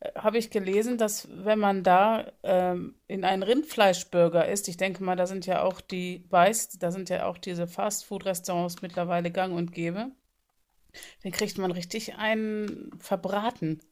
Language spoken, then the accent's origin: German; Bonn, North Rhine-Westphalia, Germany; now in Flensburg, Germany; ich bin ja in Bonn aufgewachsen